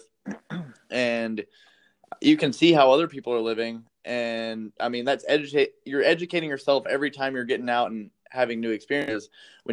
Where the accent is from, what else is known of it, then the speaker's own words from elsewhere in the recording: Las Vegas, Nevada, United States; I grew up in Vegas